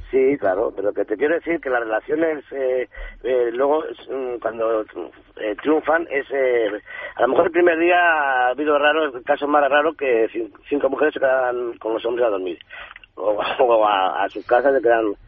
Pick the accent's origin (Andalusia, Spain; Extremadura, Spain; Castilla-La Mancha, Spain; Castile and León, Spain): Castile and León, Spain; Segovia; mi pueblo, Chauco de Fontidueña, Segovia.